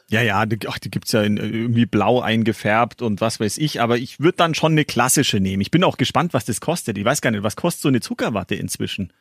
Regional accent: Gilching, Bavaria, Germany; in, in, in Gilching, da wo ich herkomme hier

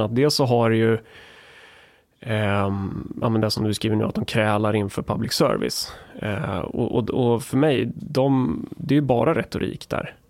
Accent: Närke, Sweden; jag är från Närke

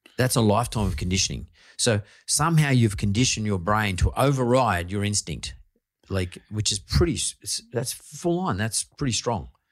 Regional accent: Sydney, New South Wales, Australia; me growing up in Punch Bowl

